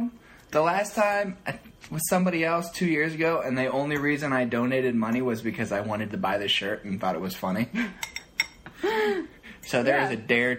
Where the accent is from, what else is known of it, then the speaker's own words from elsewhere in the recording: Ohio, United States; moved away; I'm from Ohio.